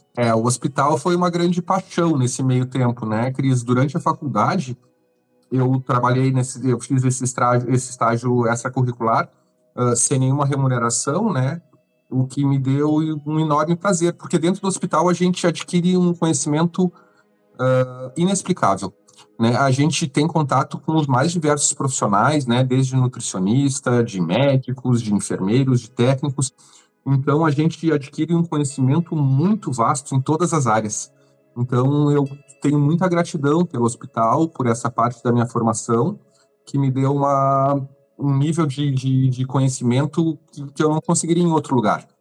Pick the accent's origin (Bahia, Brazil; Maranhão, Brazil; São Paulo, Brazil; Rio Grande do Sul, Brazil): Rio Grande do Sul, Brazil; São Lourenço do Sul; moved away as an adult; now in Florianópolis, Brazil; cresci em São Lourenço, toda a minha adolescência e agora há cinco anos em Floripa.